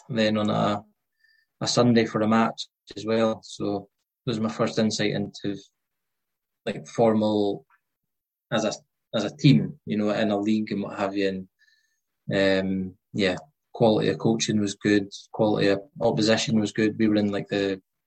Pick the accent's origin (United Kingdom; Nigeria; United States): United Kingdom; Thurso, Scotland; growing up in Thurso